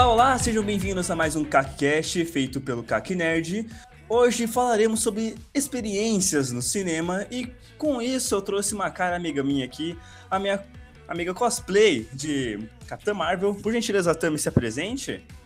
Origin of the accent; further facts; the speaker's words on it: Brazil; eu sou brasileiro